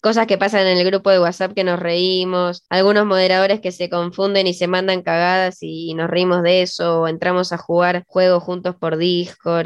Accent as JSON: {"language": "Spanish", "town": "Ezeiza", "region": "Buenos Aires Province", "country": "Argentina", "tie": "born or raised there", "lives_now": "San Martín, Argentina", "said": "en mi infancia me, me crié en Ezeiza"}